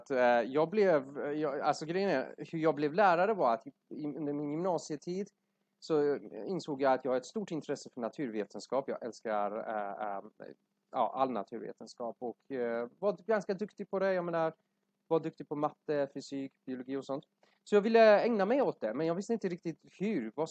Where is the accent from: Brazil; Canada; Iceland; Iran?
Iran; Swedish is a second language; now in Sweden; jag är ursprungligen från Iran uh, men varit här i Sverige större delen av mitt liv